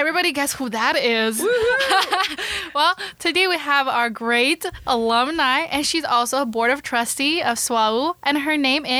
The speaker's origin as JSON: {"language": "English", "country": "China", "moved": "yes", "lives_now": "United States", "said": "I am from China."}